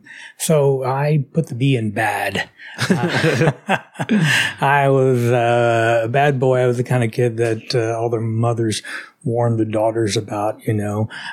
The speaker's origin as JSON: {"language": "English", "town": "Dallas", "region": "Texas", "country": "United States", "tie": "born or raised there", "also_born_or_lived": "Houston", "said": "I was born and raised in Dallas, Texas."}